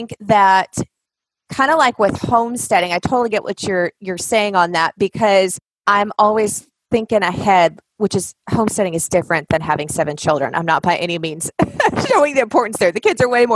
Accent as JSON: {"language": "English", "region": "Washington", "country": "United States", "tie": "born or raised there", "accent": "Southern", "said": "my dad is from North Carolina. My family all hails from there, but I was born and raised in Washington State"}